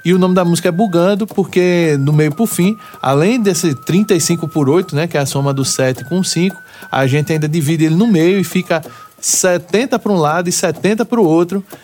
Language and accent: Portuguese; Pernambuco, Brazil; a identidade que a gente tem como pernambucano